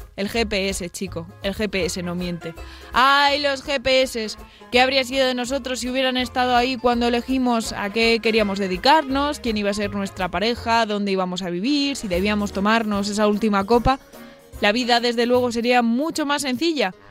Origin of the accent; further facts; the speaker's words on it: Almería, Andalusia, Spain; now in Madrid, Spain; bajamos a Almería